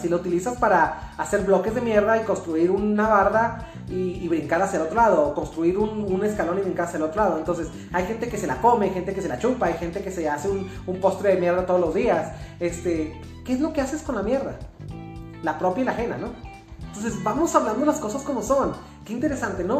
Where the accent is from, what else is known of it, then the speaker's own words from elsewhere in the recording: Mexico; los mexicanos somos maravillosos